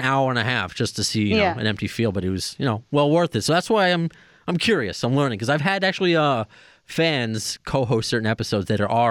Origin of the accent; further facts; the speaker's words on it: Long Island, New York, United States; I'm from Long Island, New York, so every band comes through here.